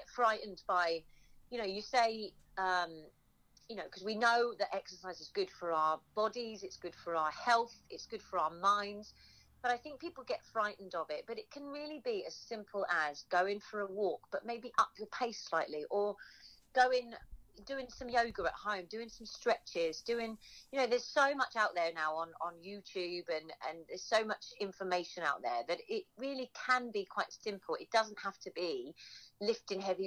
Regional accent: Suffolk, East of England, United Kingdom; moved away; also born or lived in London; I was born in Suffolk

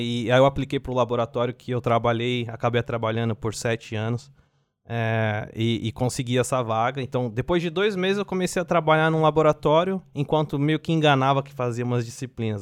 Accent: São Paulo, Brazil; moved away as an adult; also born or lived in Assis; now in Finland; sou de São Paulo, na Zona Leste de São Paulo

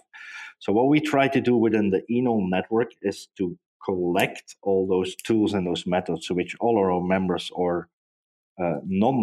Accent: Hasselt, Flanders, Belgium; Hasselt, which is actually my hometown, in Belgium

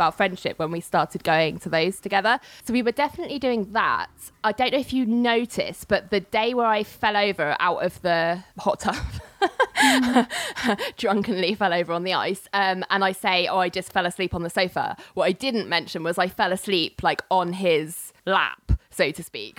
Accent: London, United Kingdom; also born or lived in New York; as you can probably tell by my accent, I'm from the UK, London to be precise.

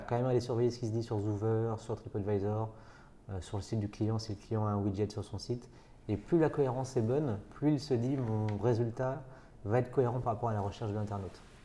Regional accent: Nantes, Pays de la Loire, France; je suis nantais d'origine

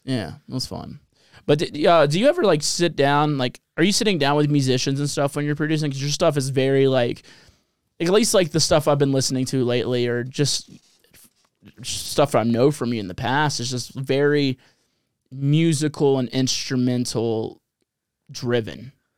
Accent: New Orleans, Louisiana, United States; I come from New Orleans

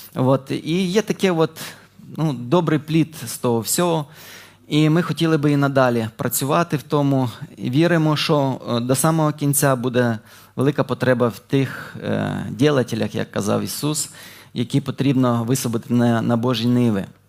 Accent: Dnipropetrovsk Oblast, Ukraine; moved away as an adult; now in Ternopil, Ukraine; Я народився на Дніпропетровщині, але служу вже 5 років в Тернополі.

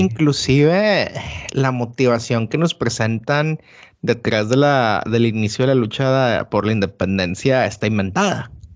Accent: Mexico; moved away; lo que somos como mexicanos.

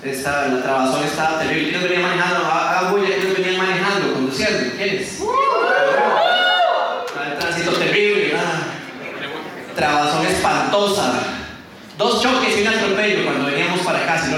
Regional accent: Costa Rica; de Costa Rica.

